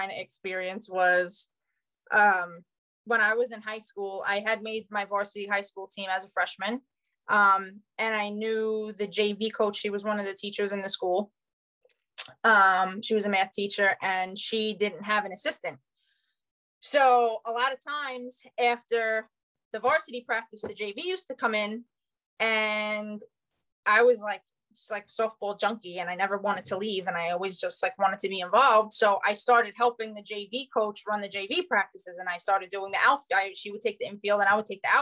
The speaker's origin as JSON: {"language": "English", "town": "New York City", "region": "New York", "country": "United States", "said": "I technically Staten Island is one of the 5 boroughs"}